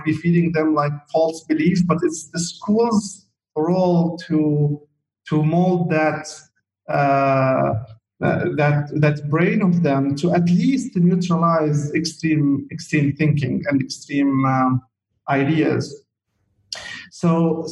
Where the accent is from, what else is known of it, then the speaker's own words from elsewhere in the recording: Chouf, Mount Lebanon, Lebanon; moved away as an adult; also born or lived in Saudi Arabia; my life as a kid, growing up in the Shouf area, which is an area in the mountain of Lebanon